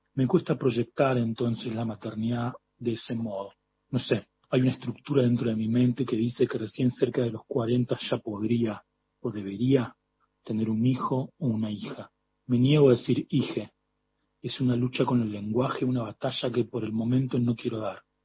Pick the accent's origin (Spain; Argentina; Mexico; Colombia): Argentina; Córdoba; now in Buenos Aires, Argentina; Yo me crié en Córdoba al lado de, eh, del río Suquía